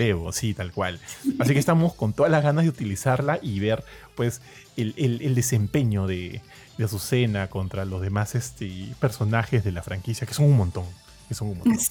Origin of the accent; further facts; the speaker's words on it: Peru; acá en Perú somos bastante orgullosos